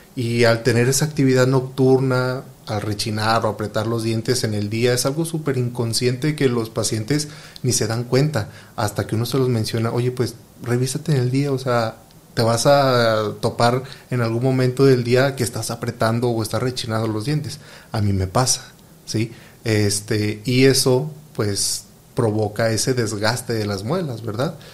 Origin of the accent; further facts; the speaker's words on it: Mexico; somos mexicanos